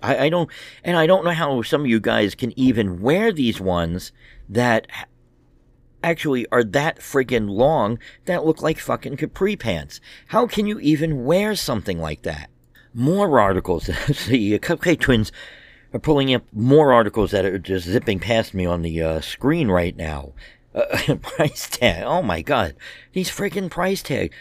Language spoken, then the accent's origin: English; United States; as American men